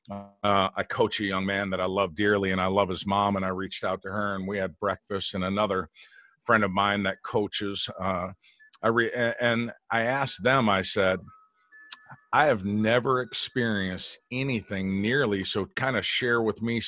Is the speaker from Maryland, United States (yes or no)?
no; Flint, Michigan, United States; I grew up in Flint, Michigan, so I grew up in a diverse city to start.